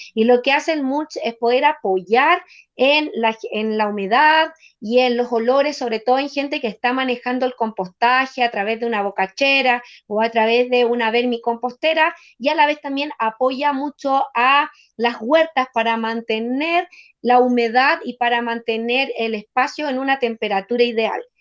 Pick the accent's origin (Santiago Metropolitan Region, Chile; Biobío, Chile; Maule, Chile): Santiago Metropolitan Region, Chile; Buin; soy de Win